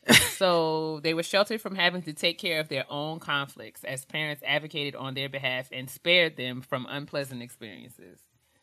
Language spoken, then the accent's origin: English; New York, United States; we were raised in New York